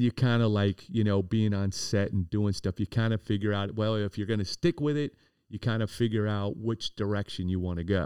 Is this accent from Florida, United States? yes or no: yes; Miami, Florida, United States; also born or lived in Coral Gables; I was born and raised in Coconut Grove